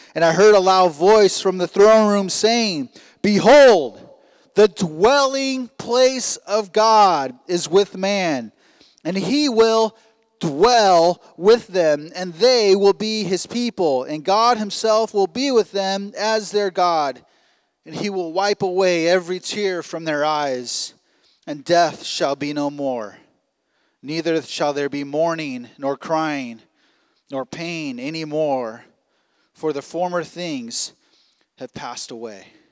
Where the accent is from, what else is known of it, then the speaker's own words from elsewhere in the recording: Long Beach, California, United States; moved away as an adult; now in Providence, United States; we come from Long Beach, California, like I said earlier, uh, where basically we spent our entire lives in about a five mile radius